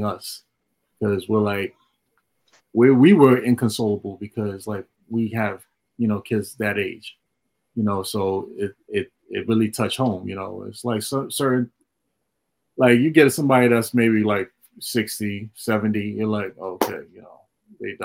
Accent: New York City, New York, United States; I grew up in Flatbush

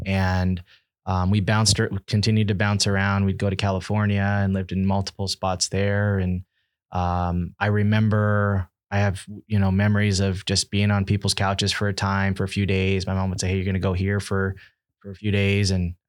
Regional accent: Nicaragua; also born or lived in Washington, DC, United States; Growing up, I was born in Washington, DC, and then, I was sent to live in Nicaragua

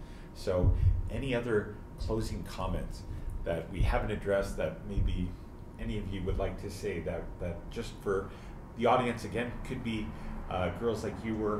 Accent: Canada; because at the end of the day, we are all Canadian. We love our country, and we love fellow Canadians.

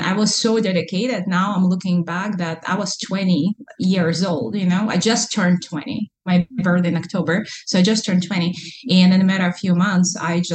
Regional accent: Kazan, Tatarstan, Russia; English is a second language; moved away as an adult; now in Alaska, United States; I'm from Kazan, which is Muslim Republic inside of Russia

